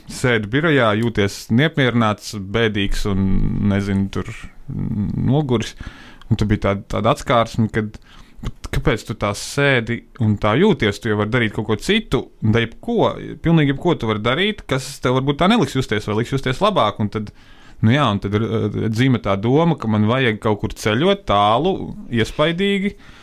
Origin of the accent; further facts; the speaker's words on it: Latvia; mēs no Latvijas uh, devāmies uz tālāku apdzīvoto vietu no mājām, no Latvijas